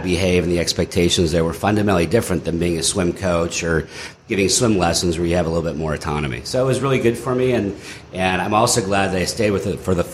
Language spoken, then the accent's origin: English; Northern California, United States; moved away as an adult; also born or lived in Arkansas; growing up in Northern California